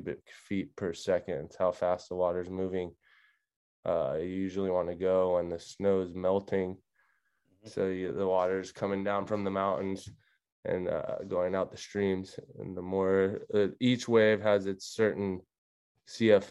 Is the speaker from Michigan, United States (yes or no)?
no; Laguna Beach, California, United States; I grew up in Laguna and I've been riding the river wave here since my whole life